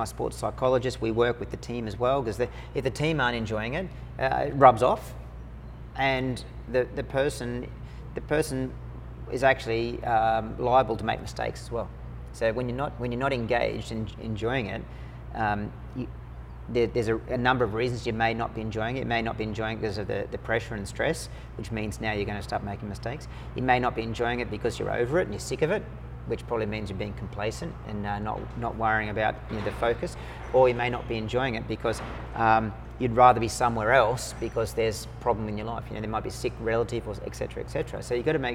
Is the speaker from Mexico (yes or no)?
no; Australia; I went in with my American squadron as an Australian officer